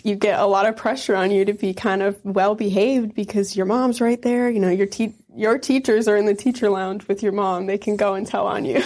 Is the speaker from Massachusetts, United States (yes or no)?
no; Wisconsin, United States; also born or lived in Iron Mountain, Michigan; Wisconsin is right on the border of the U P, the Upper Peninsula of Michigan, and The town I grew up in was really small